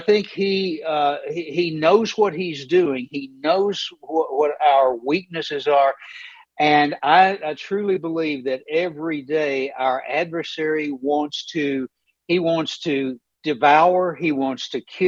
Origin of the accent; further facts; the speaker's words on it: Knoxville, Tennessee, United States; I grew up in East Tennessee. I grew up in Knoxville, Tennessee